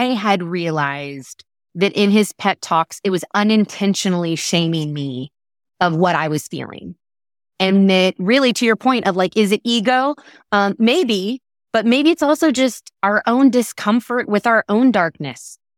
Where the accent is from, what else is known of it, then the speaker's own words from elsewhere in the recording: Texas, United States; as a Texan